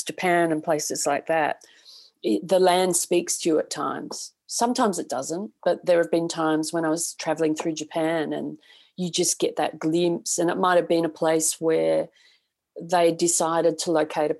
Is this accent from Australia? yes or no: yes; Australia; moved away; also born or lived in Texas; I come from Australia